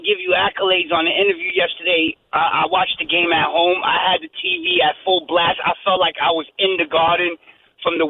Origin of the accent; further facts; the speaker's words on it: New York City, New York, United States; I'm from Brooklyn all my life